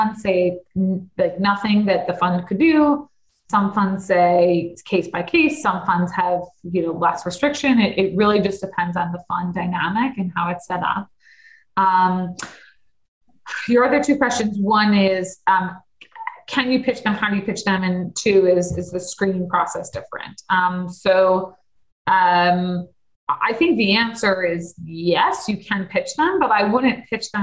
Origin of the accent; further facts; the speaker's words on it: Deerfield, Illinois, United States; I grew up in Deerfield